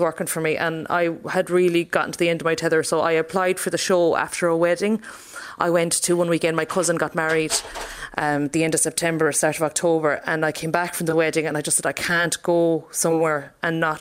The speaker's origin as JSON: {"language": "English", "town": "Castleconnell", "region": "Munster", "country": "Ireland", "tie": "born or raised there", "moved": "as an adult", "lives_now": "Ballina, Ireland", "said": "it was a very quiet village to grow up"}